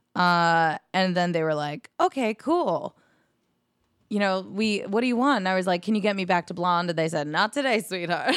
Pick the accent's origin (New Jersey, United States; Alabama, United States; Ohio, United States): New Jersey, United States; moved away as an adult; now in New York City, United States; living in New Jersey, close to my hometown